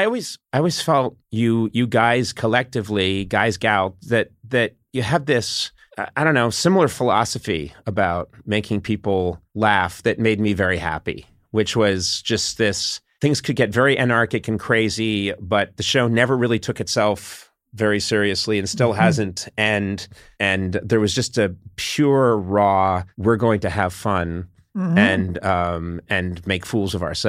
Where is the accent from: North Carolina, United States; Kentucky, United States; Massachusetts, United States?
Massachusetts, United States; Brookline; Yeah, I'm from Massachusetts, from Brookline, right outside Boston.